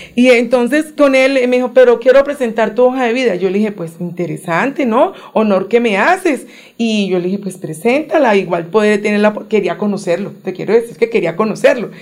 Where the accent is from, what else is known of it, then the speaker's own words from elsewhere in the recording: Cali, Valle del Cauca, Colombia; moved away as an adult; now in Bogotá, Colombia; Yo nací en Cali